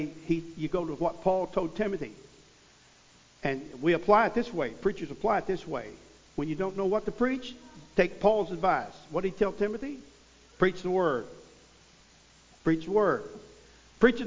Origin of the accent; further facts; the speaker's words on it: Missouri, United States; I come from Missouri